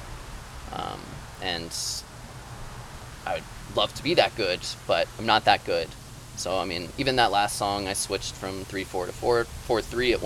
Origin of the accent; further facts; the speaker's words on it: Boulder, Colorado, United States; moved away as an adult; also born or lived in Golden, Colorado / Chile / Munich, Germany; now in Maine, United States; lived in Boulder for most of my time.